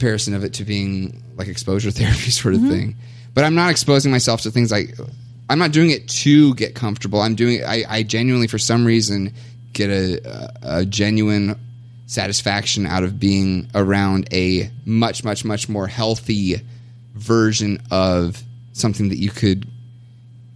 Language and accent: English; Kentucky, United States; moved away as an adult; also born or lived in Kansas; now in Minnesota, United States; I was born and raised in Kentucky, in Bible Belt